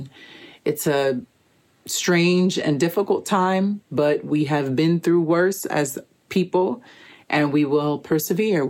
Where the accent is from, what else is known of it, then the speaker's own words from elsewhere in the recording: New York City, New York, United States; now in Miami, United States; I'm originally from Brooklyn, New York, and currently living in Little Haiti, Miami